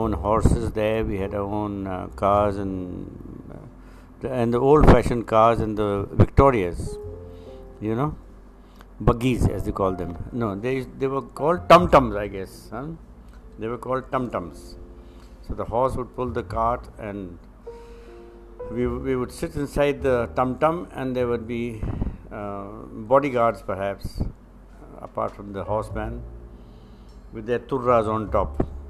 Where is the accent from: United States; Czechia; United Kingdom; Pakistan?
Pakistan; born there; Well, this is an introduction, that I was born in Pakistan, which what is now Pakistan, then it was British India.